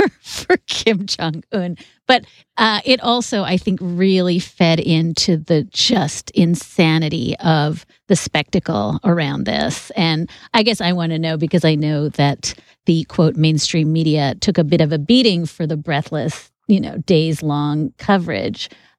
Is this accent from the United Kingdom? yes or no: no; Canada; moved away; also born or lived in Toronto / Brooklyn; my role as furious Canadian